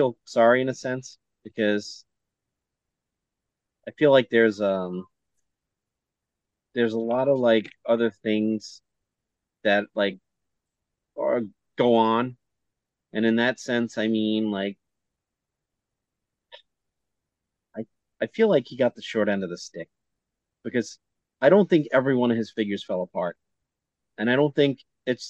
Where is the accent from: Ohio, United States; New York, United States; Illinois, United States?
New York, United States; we're both from New York, and we just have that Brooklyn or Queens bond